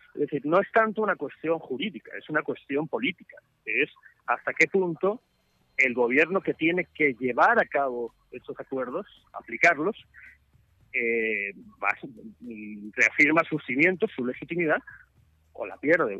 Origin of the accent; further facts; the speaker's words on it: El Salvador; somos los salvadoreños